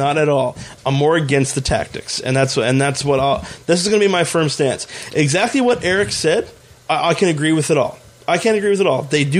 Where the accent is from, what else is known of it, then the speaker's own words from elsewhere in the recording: Canada; We feel that we are not being treated fairly as Canadian citizens.